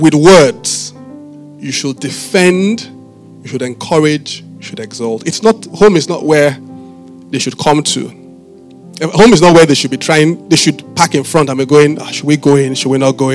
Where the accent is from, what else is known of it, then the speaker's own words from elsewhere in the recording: Benin City, Edo, Nigeria; I didn't grow up in Lagos. I grew up in Benin.